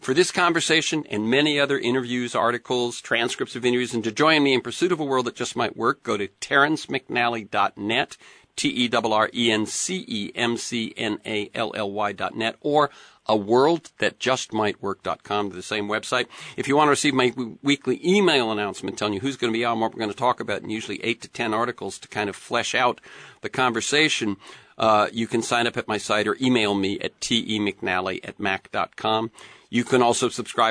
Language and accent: English; Florida, United States; when I grew up, and I grew up in Florida, when I grew up, stores were not open on Sunday